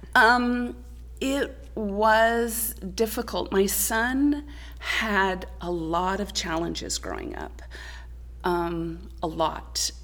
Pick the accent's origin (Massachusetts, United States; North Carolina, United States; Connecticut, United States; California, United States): California, United States; Clovis; also born or lived in Burlingame, California / Sanger, California / Tennessee; I was born in Burlingame, California, but my mother hated the Bay Area. That's where oh, my father okay. was from. So we moved to uh, the central San Joaquin Valley, and I actually grew up in Clovis, California